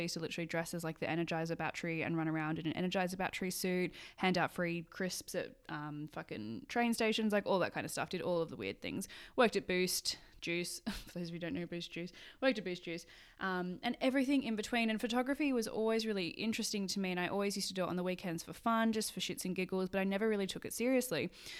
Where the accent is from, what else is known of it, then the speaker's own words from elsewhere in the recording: Sydney, New South Wales, Australia; moved away as an adult; now in Edinburgh, United Kingdom; I did it in high school and I grew up in Sydney in Australia. I went to high school in Australia and currently live in Edinburgh.